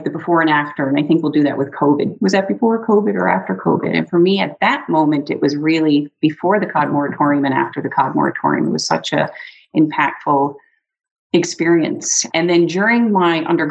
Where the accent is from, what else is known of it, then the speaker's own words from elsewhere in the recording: Newfoundland and Labrador, Canada; now in Campbell River, Canada; I grew up around fish. So I'm originally from Newfoundland